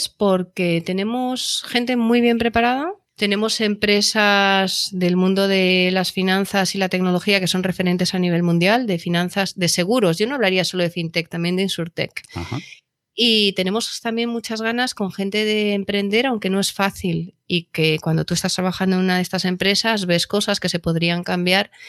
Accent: Valladolid, Castile and León, Spain; Yo soy nacida en Valladolid.

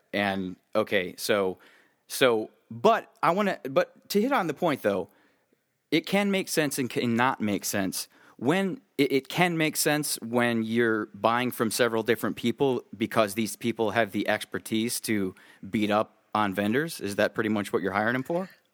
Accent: Midwest, United States; I'm from the Midwest

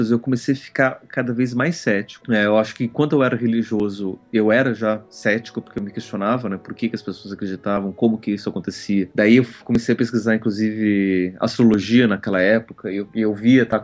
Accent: São Paulo, Brazil; moved away as an adult; now in Curitiba, Brazil; Porque daí eu saí de São Paulo, a comunidade onde eu participava, eu tive que me mudar, eu vim para Curitiba, não encontrei uma comunidade aqui que me agradou.

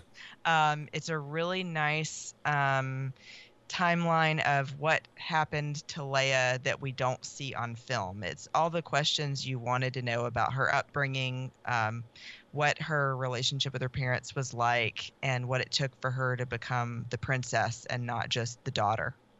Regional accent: Georgia, United States; I'm from Georgia

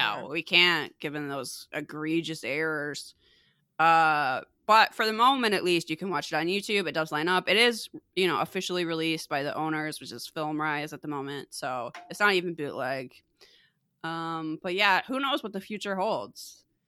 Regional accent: Chicago, Illinois, United States; I used to obsessively listen to the, uh, alternative radio station growing up in Chicago and the area, Q one oh one

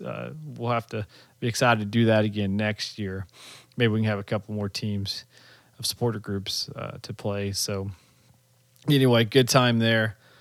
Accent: United States; I'm American

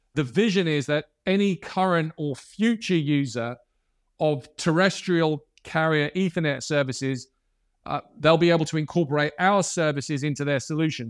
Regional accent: Ireland; I'm Irish.

